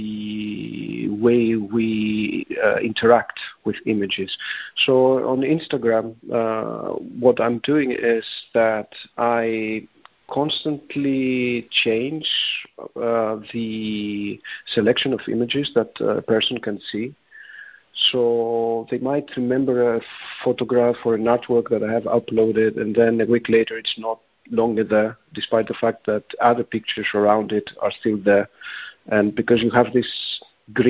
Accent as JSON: {"language": "English", "town": "Athens", "region": "Attica", "country": "Greece", "tie": "born or raised there", "moved": "as an adult", "lives_now": "London, United Kingdom", "said": "I'm originally from Athens. I was born and raised here, but I've been living in London since 2007."}